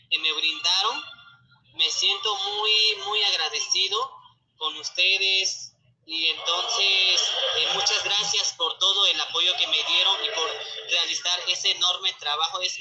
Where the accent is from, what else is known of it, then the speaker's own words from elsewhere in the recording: San Pedro Ixcatlán, Oaxaca, Mexico; Yo vengo de la región de Papaloapan pertenezco al distrito de Oaxaca, del estado de Oaxaca